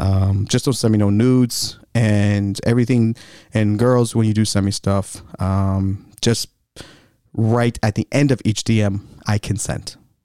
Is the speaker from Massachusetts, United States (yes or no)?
yes; Boston, Massachusetts, United States; So I'm going to lean into, you know, still being a Bostonian sports asshole for a little bit.